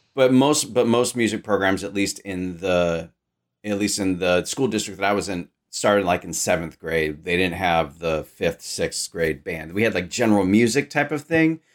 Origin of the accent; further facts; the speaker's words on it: Sacramento, California, United States; I grew up in Sacramento, California